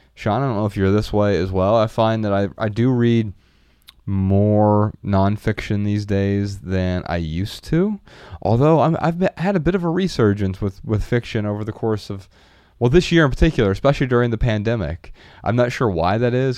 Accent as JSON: {"language": "English", "town": "Dayton", "region": "Ohio", "country": "United States", "tie": "born or raised there", "said": "Our, our hometown, Dayton, Ohio"}